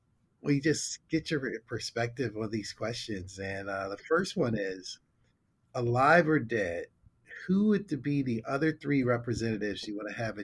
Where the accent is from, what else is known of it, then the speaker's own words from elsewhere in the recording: Pittsburgh, Pennsylvania, United States; moved away as an adult; also born or lived in Los Angeles; When during that era, I lived in Los Angeles. I'm originally from Pittsburgh. And when I moved back to Pittsburgh in 93